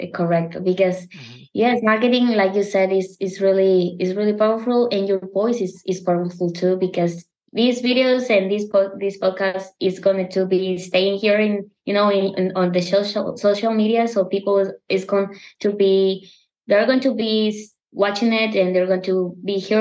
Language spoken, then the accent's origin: English; Mexico; English is a second language; I have an accent. I'm from Mexico